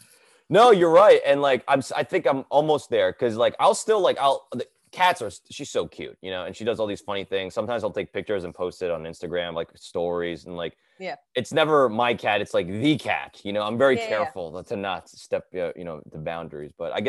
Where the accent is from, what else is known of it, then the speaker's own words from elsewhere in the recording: Edison, New Jersey, United States; so I grew up in Edison, New Jersey. I did go to Rutgers, and I started stand up at when I was in college.